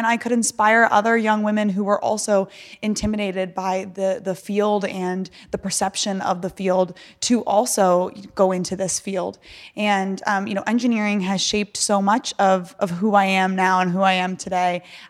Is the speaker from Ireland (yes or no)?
no; Virginia, United States; I grew up in Northern Virginia in the DC okay. area.